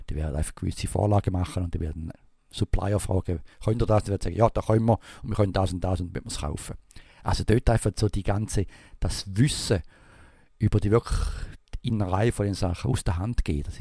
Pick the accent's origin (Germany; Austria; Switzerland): Switzerland; Also ich wäre jetzt froh als Schweizer, wenn das ein verzögert wird.